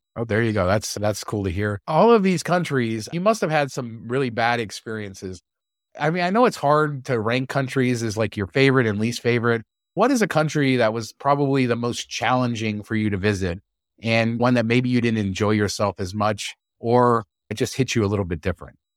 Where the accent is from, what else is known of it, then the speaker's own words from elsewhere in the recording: United States; I'm American